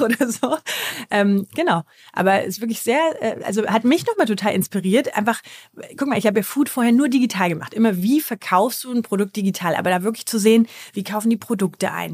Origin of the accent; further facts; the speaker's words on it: Germany; als Deutscher